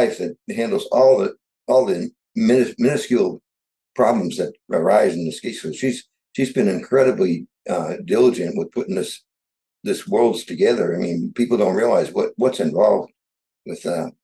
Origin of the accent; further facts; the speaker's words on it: New England, United States; I grew up in New England